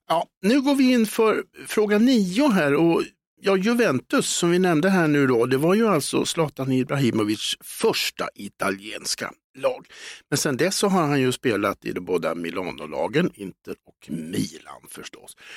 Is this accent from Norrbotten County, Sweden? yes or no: no; Stockholm, Stockholm County, Sweden; hemma i Hässelby